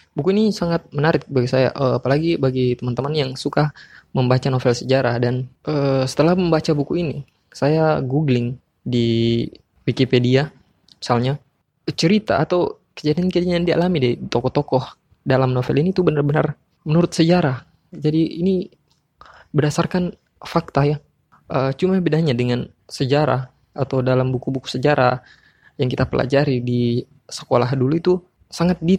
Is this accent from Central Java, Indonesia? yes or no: no; Makassar, South Sulawesi, Indonesia; saya dari Makassar.